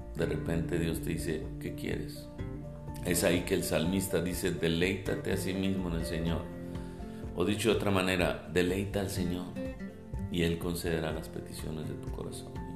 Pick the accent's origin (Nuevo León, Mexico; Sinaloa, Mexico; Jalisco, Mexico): Nuevo León, Mexico; Monterrey; soy de Monterrey, soy pastor en Monterrey